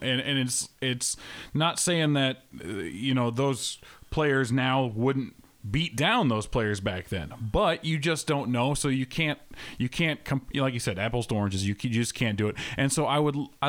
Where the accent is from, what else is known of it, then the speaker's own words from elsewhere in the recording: Iowa, United States; I'm from Iowa